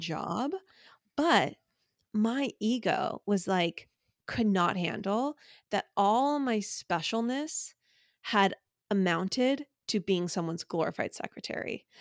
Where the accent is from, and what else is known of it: Orange County, California, United States; born or raised there